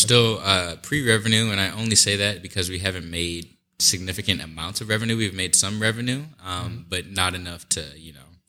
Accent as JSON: {"language": "English", "town": "Omaha", "region": "Nebraska", "country": "United States", "tie": "born or raised there", "said": "I'm from Omaha, born and raised originally. I went to Omaha South High for high school."}